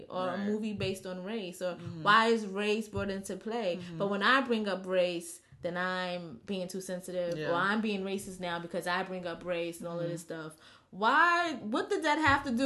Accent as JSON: {"language": "English", "town": "New York City", "region": "New York", "country": "United States", "said": "me being a New Yorker"}